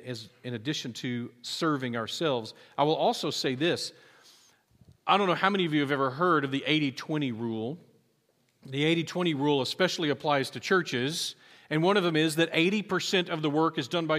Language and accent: English; United States; I'm proud that I'm American